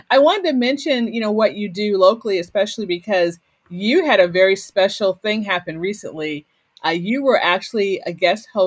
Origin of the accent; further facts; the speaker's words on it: Waterbury, Connecticut, United States; So I'm from the Waterbury